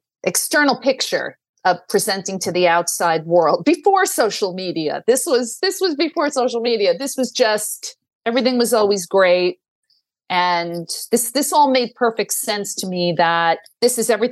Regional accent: New York City, New York, United States; I grew up in Staten Island. I went to, you know, public schools, K to 12, very happily.

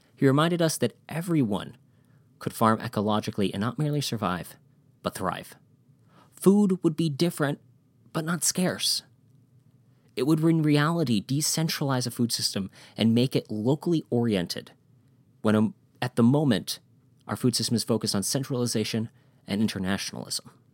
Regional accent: Wisconsin, United States; I'm from Wisconsin

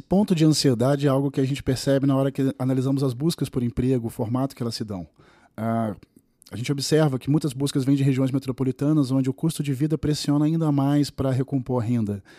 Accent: Rio de Janeiro, Brazil; now in São Paulo, Brazil; Eu sou do Rio de Janeiro, quando vim para São Paulo

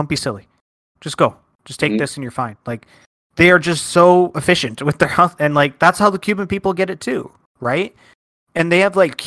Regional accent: Canada; growing up in Canada

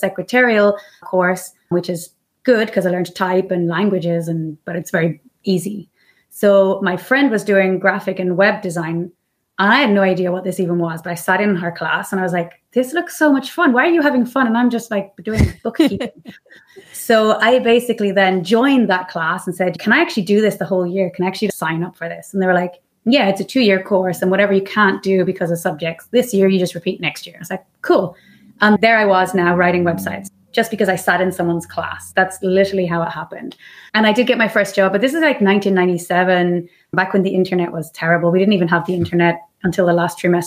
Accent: Ireland; now in Mallorca, Spain; I'm Irish. I'm living in Mallorca in the beautiful island of Spain.

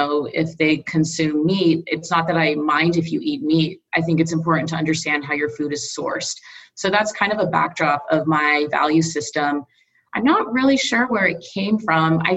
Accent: Southern California, United States; moved away as an adult; also born or lived in India / Midwest / East Coast; my family moved to Southern California, and I was there through my formative years, so all the way through college

